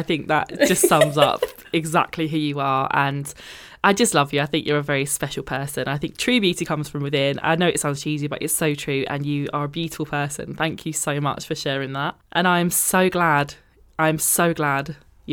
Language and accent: English; United Kingdom; being British